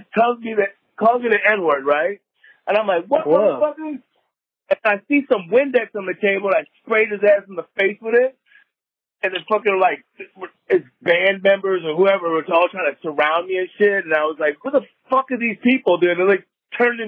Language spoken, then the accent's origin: English; Madison, Wisconsin, United States; now in San Diego, United States; I grew up in Madison, Wisconsin